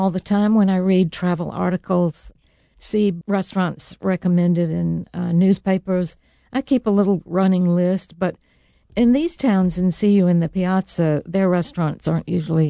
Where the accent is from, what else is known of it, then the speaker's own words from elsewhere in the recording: the South, United States; now in Italy; And I grew up in the South, so it's wonderful to cook in both places.